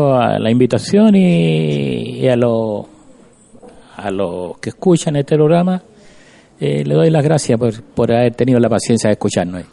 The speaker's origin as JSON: {"language": "Spanish", "town": "Cabildo", "region": "Valparaíso", "country": "Chile", "said": "como cabildano siempre voy a querer a mi pueblo"}